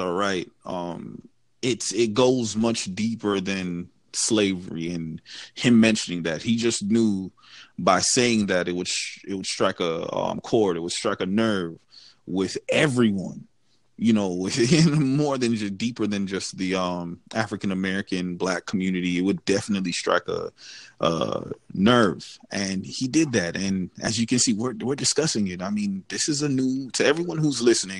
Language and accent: English; Jamaica; I'm from Jamaica